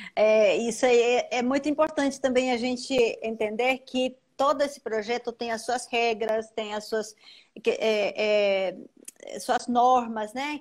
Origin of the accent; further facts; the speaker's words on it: Paraguay; Portuguese is a second language; moved away as an adult; now in São Paulo, Brazil; eu sou paraguaia